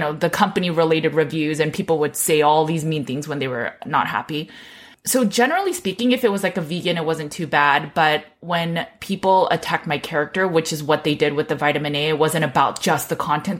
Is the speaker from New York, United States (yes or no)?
no; California, United States; I grew up in California